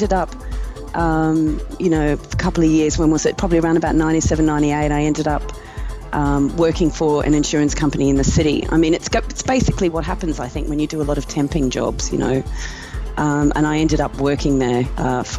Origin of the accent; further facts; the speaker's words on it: Brisbane, Queensland, Australia; moved away as an adult; now in London, United Kingdom; I was born in Brisbane in Australia. And I have lived in London for the past 24 years